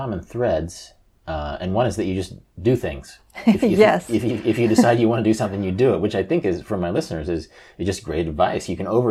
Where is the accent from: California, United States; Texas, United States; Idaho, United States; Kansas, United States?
Kansas, United States; I'm from Kansas.